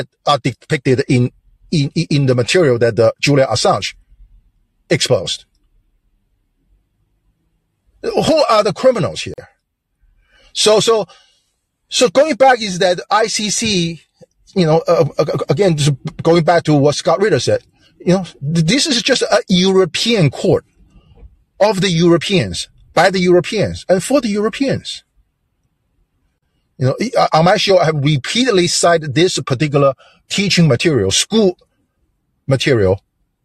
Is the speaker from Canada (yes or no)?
no; China; moved away; I'm from China